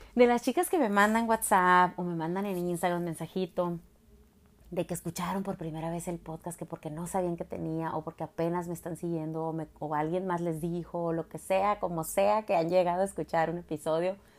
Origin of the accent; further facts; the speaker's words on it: Jalisco, Mexico; Cuando iba a la iglesia católica que mi papá me llevaba, pues soy de Jalisco